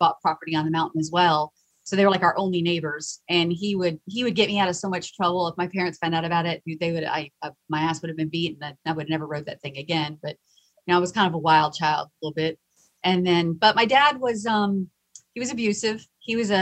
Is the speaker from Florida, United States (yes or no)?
yes; the Space Coast, Florida, United States; I'm originally from Florida, the Space Coast area.